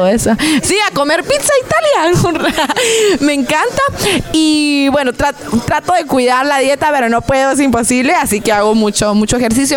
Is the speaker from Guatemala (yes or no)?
yes; Guatemala; now in United States; todos los guatemaltecos